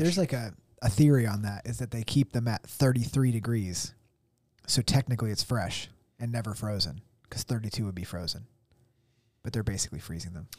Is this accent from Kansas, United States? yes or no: no; Tunkhannock, Pennsylvania, United States; Tunkhannock, like my, my hometown.